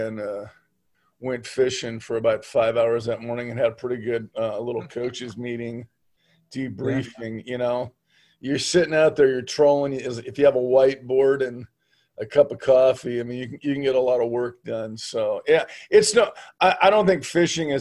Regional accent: San Juan Capistrano, California, United States; moved away as an adult; also born or lived in Orange County; now in Gold Beach, United States; I was born and raised in the San Juan Dana Point area

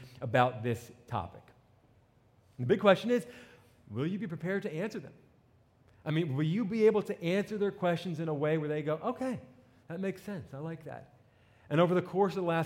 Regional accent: New Jersey, United States; accent: New Jersey; moved away; I grew up in New Jersey

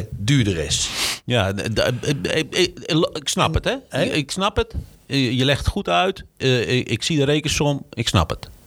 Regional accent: North Brabant, Netherlands; zeggen ze bij ons in Brabant.

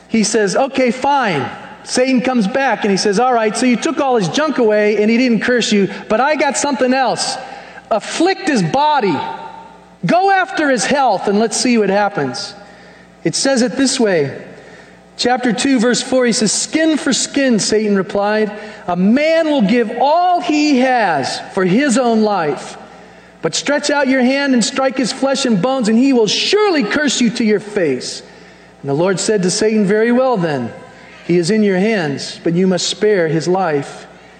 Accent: United States; us as American Christians

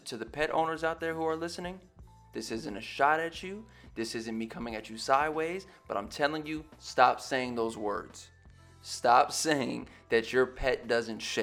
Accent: West Coast, United States; I grew up on the West Coast

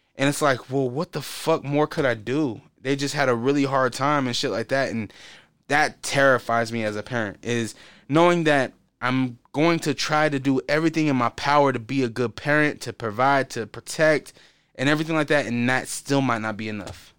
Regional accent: Portland, Oregon, United States; growing up in Portland

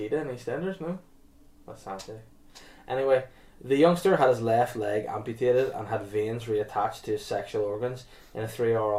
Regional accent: Rio de Janeiro, Brazil; I'm from Rio.

